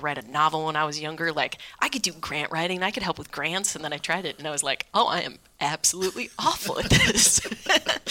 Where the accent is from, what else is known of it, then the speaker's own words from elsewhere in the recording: Vacaville, California, United States; moved away as an adult; also born or lived in Sacramento / Berlin; now in New York City, United States; raised in Vacaville primarily, which is midway between Sacramento and San Francisco